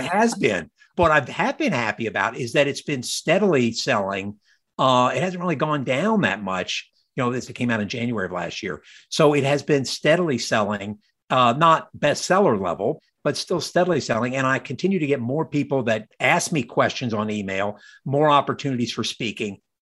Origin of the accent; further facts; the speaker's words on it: United States; also born or lived in Virginia / Georgia; as a child growing up in Virginia, Georgia